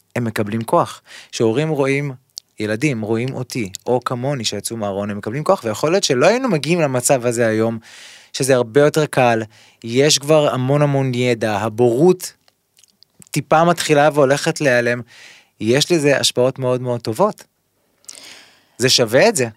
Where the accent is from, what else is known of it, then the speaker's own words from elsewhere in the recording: Kfar Saba, Central District, Israel; also born or lived in Ramat Gan; אנחנו באים מכפר סבא, גדלתי בכפר סבא